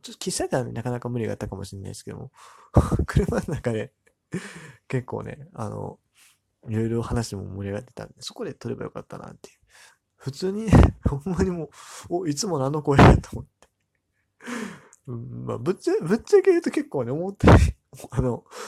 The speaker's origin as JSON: {"language": "Japanese", "town": "Amagasaki", "region": "Hyogo", "country": "Japan", "tie": "born or raised there", "said": "僕の地元、尼崎の出身"}